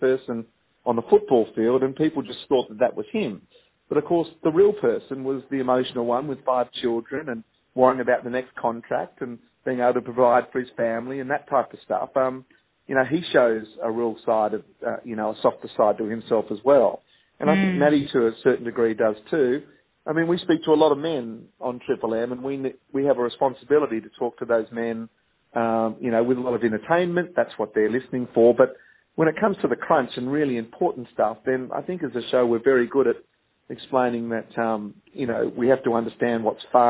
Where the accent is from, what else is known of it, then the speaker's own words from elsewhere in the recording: Sydney, New South Wales, Australia; also born or lived in Wahroonga; I grew up in Pimble and I went to school in Wurrunga